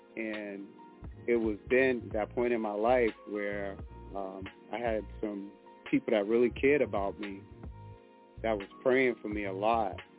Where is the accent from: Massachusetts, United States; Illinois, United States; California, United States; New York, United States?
Massachusetts, United States; Boston; I grew up in Boston